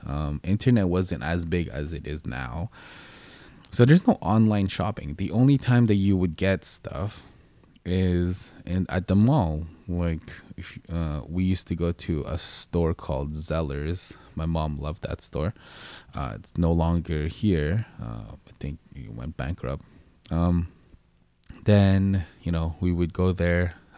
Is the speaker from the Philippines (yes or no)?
yes; Philippines; And if you guys don't know what I look like, I am Filipino. So if you don't know what that is, it's from the Philippines.